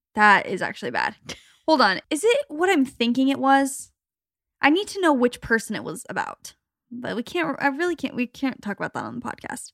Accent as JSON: {"language": "English", "town": "Phoenix", "region": "Arizona", "country": "United States", "said": "we're from Phoenix"}